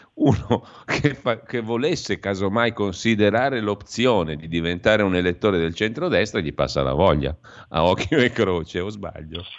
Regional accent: Lombardy, Italy; dalle nostre parti lombarde

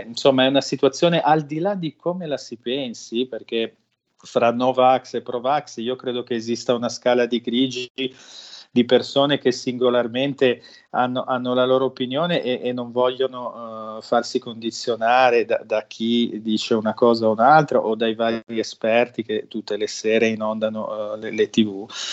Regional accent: Liguria, Italy; io sono ligure, ma mm, la mia famiglia in parte viene da, un, da una località di montagna

